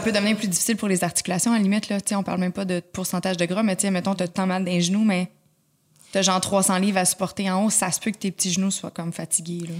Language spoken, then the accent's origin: French; Laval, Quebec, Canada; Je suis née à Laval, j'ai grandi pas je suis née, suis grandi à Laval